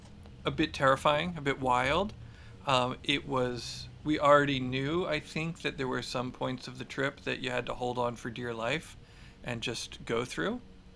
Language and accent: English; Philadelphia, Pennsylvania, United States; now in Marin, United States; No, I grew up in Philly. I grew up in the suburbs of Philly. I didn't move to Marin until much later.